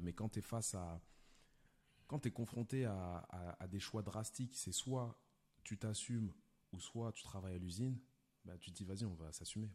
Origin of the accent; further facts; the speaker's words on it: Lyon, Auvergne-Rhône-Alpes, France; now in Paris, France; je viens de Lyon de base